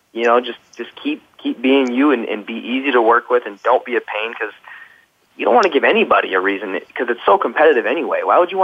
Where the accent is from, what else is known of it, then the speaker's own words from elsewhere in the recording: Midwest, United States; moved away as an adult; now in Los Angeles, United States; I'm from the Midwest. Sometimes instead of saying going to, we say gonna.